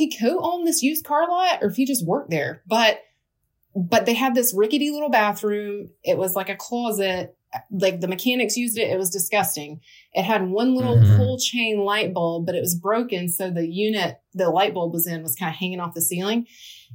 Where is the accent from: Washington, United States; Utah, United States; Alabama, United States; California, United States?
Alabama, United States; now in Charlotte, United States; I grew up in Alabama.